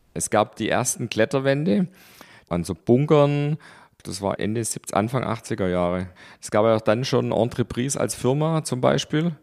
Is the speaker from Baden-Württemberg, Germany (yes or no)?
yes; Stuttgart, Baden-Württemberg, Germany; in Stuttgart. Da haben wir gewohnt in den Weinbergen